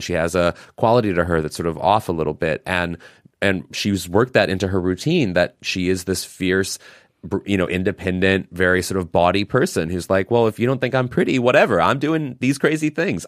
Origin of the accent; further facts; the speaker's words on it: Missouri, United States; I'm from Missouri